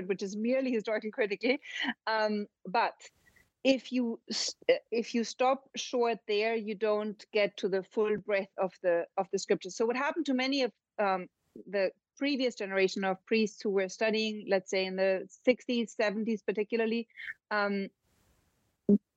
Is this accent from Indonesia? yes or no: no; Germany; Germany, and that's my home country